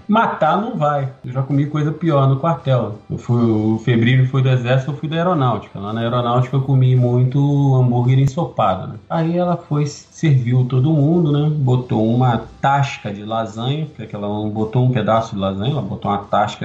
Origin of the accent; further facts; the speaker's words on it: Rio de Janeiro, Brazil; eu era tijucano